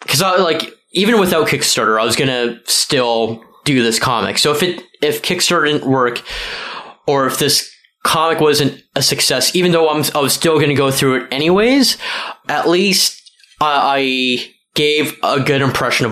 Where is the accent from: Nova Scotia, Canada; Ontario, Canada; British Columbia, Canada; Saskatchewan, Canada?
Ontario, Canada; Mississauga; moved away as an adult; also born or lived in Brampton; now in Toronto, Canada; I was born in Brampton. I was raised most of my life in Mississauga from age of 7 on